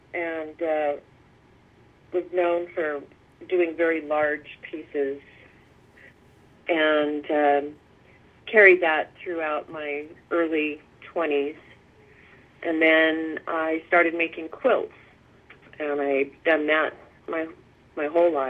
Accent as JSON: {"language": "English", "town": "Fairbanks", "region": "Alaska", "country": "United States", "tie": "born or raised there", "also_born_or_lived": "California / Massachusetts", "said": "Well, I grew up a few years in California. My father was in the Air Force. And then shortly after that, California, we moved to Massachusetts. And then we moved to Fairbanks, Alaska for many, many yea"}